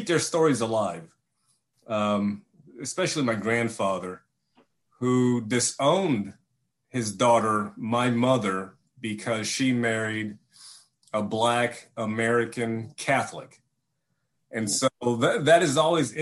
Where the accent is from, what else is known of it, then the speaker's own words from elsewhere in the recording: Vietnam; I was born in Vietnam in 1968 during the war.